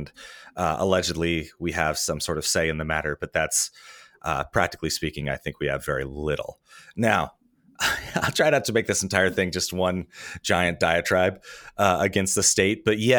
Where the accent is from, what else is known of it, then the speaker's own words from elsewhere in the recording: Lincoln, Nebraska, United States; it starts with growing up in Nebraska and kind of going to an evangelical church and the sort of the direct connection of being a evangelical and being a Republican.